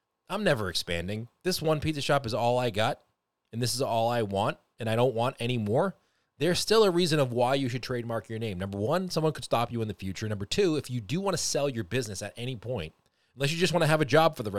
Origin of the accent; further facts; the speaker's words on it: Boston, Massachusetts, United States; I'm from Boston. I talk a little fast